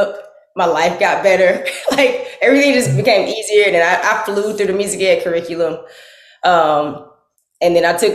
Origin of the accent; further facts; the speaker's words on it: Tallahassee, Florida, United States; I'm from Tallahassee